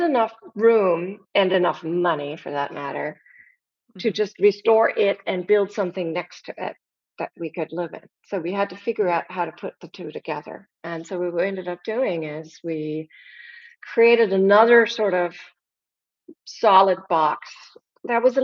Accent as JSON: {"language": "English", "country": "Germany", "tie": "born or raised there", "moved": "as an adult", "lives_now": "United States", "said": "I'm from Germany. I was born and raised there."}